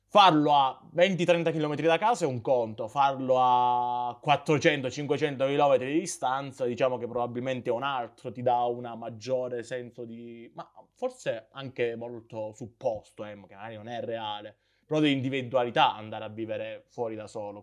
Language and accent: Italian; Calabria, Italy; moved away as an adult; io essendo calabrese